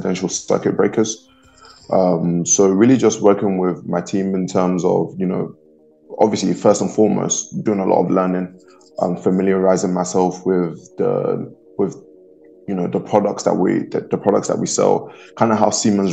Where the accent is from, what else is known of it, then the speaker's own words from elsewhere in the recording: London, United Kingdom; moved away; I was born and raised in London. I'm born and raised in the UK